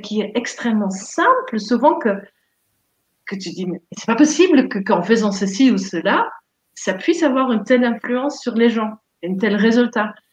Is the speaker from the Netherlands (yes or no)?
yes; Netherlands; French is a second language; moved away as an adult; also born or lived in Montpellier, France; now in France; je viens des Pays-Bas, donc bien, euh, bien au nord, genre 1200 km au nord d'ici